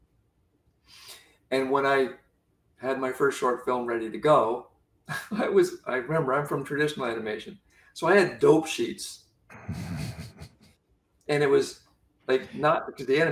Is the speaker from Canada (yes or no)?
yes; Canada; I'm Canadian